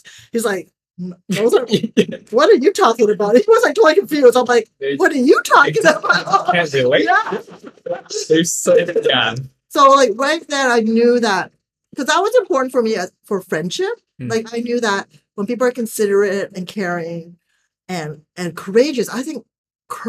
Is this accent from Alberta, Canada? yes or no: no; Toronto, Ontario, Canada; now in Bali, Indonesia; even though they're Chinese, I was born in Toronto